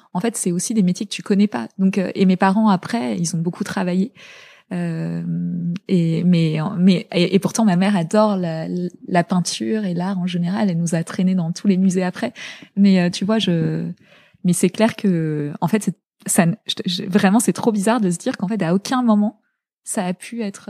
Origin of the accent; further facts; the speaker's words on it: La Garenne-Colombes, Île-de-France, France; also born or lived in Zaire (DR Congo); on est rentré en euh, en élément, à l'élémentaire, j'étais en, j'étais en, à la Garenne Colombe